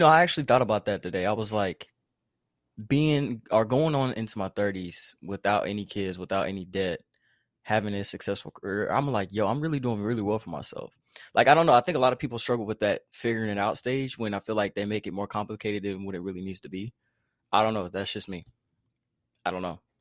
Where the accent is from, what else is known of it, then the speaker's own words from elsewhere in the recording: United States; if I wasn't a Carolinian, I'd be a Texan